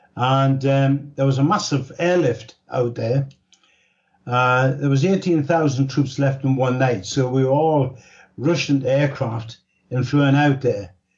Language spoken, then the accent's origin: English; Newcastle upon Tyne, North East England, United Kingdom; Well, I was born in Newcastle upon Tyne. That's in the northeast of England, right on the borders of Scotland. We're known as Geordies.